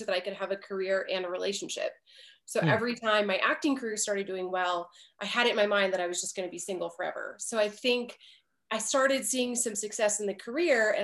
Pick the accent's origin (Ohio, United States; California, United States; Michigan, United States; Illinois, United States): Michigan, United States; moved away as an adult; also born or lived in Nashville / Los Angeles; I'm originally from Michigan